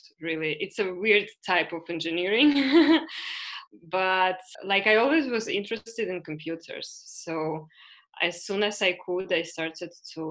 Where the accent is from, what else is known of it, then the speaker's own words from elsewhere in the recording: Ukraine; moved away as an adult; also born or lived in Canada / Latvia; now in Spain; I come from Ukraine. Last more or less 10 years, I don't live in Ukraine